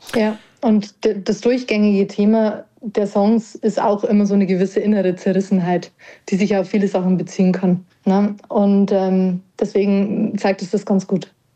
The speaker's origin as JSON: {"language": "German", "town": "Parkstein", "region": "Bavaria", "country": "Germany", "tie": "born or raised there", "also_born_or_lived": "Erding", "lives_now": "Regensburg, Germany", "said": "Ich bin groß geworden in der Nähe von Weiden, ja. in einem kleinen Örtchen namens Parkstein"}